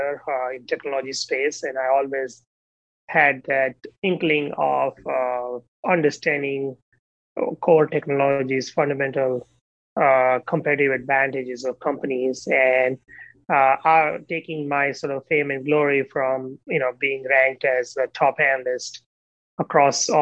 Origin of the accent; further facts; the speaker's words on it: India; moved away; growing up in India